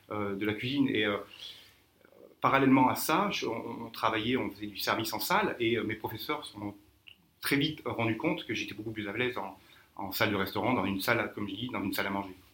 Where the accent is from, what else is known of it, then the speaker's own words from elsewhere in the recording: Clermont-Ferrand, Auvergne-Rhône-Alpes, France; moved away as an adult; also born or lived in Tours; now in Mauritius; je, suis sommelier, je suis natif donc d'Auvergne, de Clermont-Ferrand, puis même un petit village près du Mont d'Or, la méconnu.